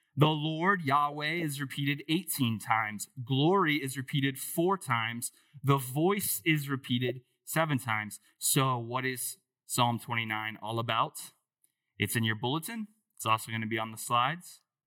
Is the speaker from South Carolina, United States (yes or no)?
no; Dayton, Ohio, United States; I grew up in Dayton, so not far from here